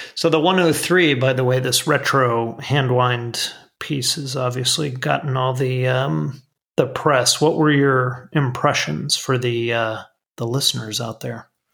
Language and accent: English; South Florida, United States; growing up in South Florida